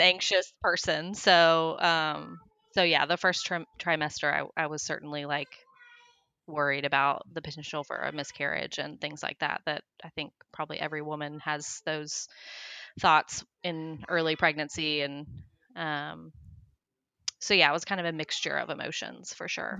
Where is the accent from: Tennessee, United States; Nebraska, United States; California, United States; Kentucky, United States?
Tennessee, United States; Johnson City; also born or lived in Oklahoma; We actually moved to Tennessee from Oklahoma when I was, like, in grade school